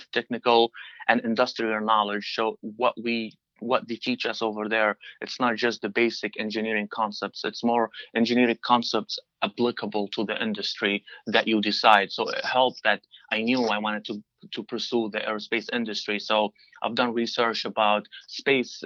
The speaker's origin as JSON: {"language": "English", "town": "Benghazi", "region": "Cyrenaica", "country": "Libya", "tie": "born or raised there", "also_born_or_lived": "Turkey / Seattle, Washington / Potsdam, New York", "first_language": "Arabic", "second_language": "English", "moved": "as an adult", "lives_now": "Wallingford, United States", "said": "I grew up in Benghazi"}